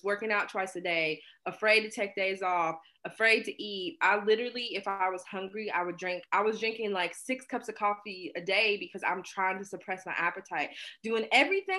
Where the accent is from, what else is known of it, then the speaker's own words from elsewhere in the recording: Hinton, West Virginia, United States; I'm from West Virginia.